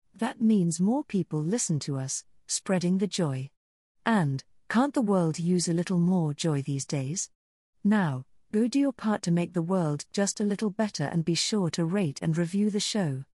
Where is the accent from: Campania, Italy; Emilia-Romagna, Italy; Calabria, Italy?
Emilia-Romagna, Italy; Modena; English is a second language; moved away; I'm from Italy, and I'm from Modena, which is um, where basically we say we like a fast car and good food